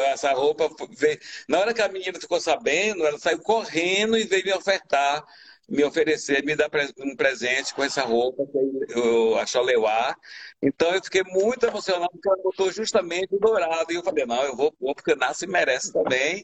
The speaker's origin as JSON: {"language": "Portuguese", "region": "Bahia", "country": "Brazil", "moved": "as an adult"}